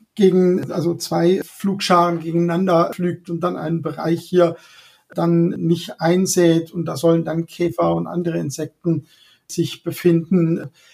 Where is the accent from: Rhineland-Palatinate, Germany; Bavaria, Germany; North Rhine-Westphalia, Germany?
Rhineland-Palatinate, Germany; Hunsrück; Ich bin ja da im Hunsrück aufgewachsen